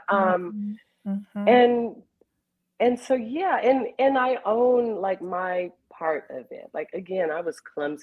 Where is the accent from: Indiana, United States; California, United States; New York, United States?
California, United States; Carson; as a kid growing up in Carson, California